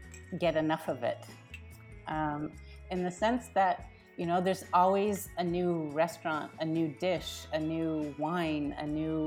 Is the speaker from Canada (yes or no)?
yes; Canada; I'm Canadian.